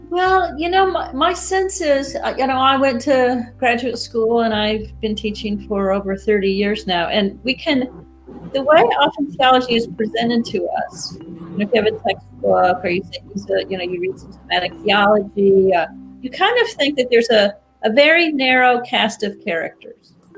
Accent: United States; I speak as an American

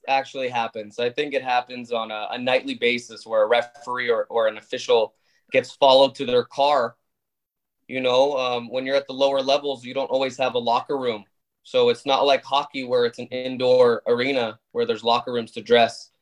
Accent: Arizona, United States; also born or lived in Canada; I'm Canadian born. But you could say American bred. I moved to the States when I was 8. So moving from hockey as a main sport to baseball in Arizona

